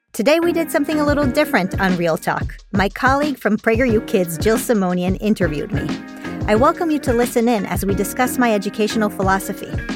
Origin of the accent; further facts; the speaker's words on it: Israel; moved away as an adult; now in United States; I was born in the United States, but then I was raised in Israel